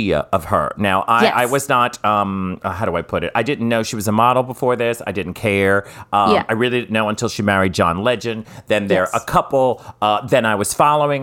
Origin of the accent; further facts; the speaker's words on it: New Orleans, Louisiana, United States; I'm from New Orleans